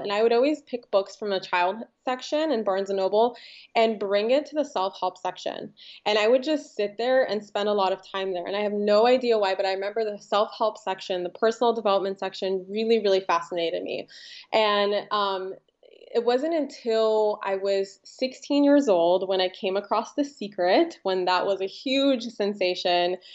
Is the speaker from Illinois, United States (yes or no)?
no; Los Angeles, California, United States; also born or lived in Ukraine; I grew up in Los Angeles